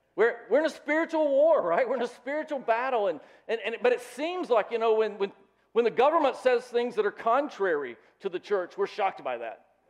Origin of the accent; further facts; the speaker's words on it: the South, United States; I grew up in the South